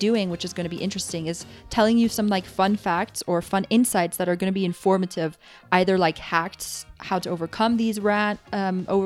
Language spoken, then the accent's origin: English; Germany; now in Madrid, Spain; I'm half British, half Italian, but my family was all the time in Germany. So I've grown up my whole life in Germany